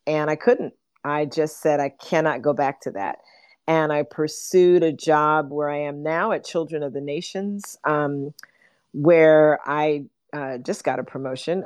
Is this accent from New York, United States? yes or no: yes; New York City, New York, United States; born and raised in New York City as a, as a kid during the civil rights movement